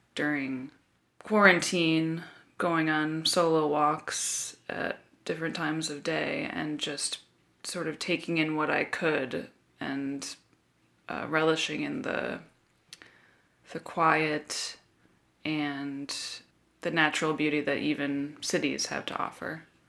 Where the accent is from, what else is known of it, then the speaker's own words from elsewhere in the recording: Chicago, Illinois, United States; my hometown of Chicago